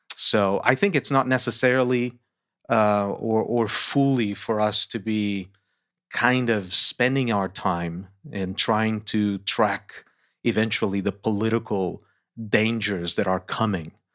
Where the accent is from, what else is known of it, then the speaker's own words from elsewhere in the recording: Lisbon, Portugal; moved away as an adult; also born or lived in United States; Born and raised in Lisbon, Portugal